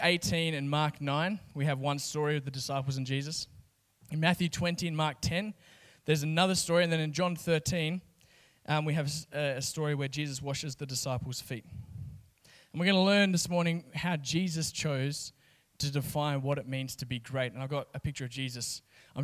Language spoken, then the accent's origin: English; Kalgoorlie, Western Australia, Australia; I grew up in Kalgoorlie, 30,000 people.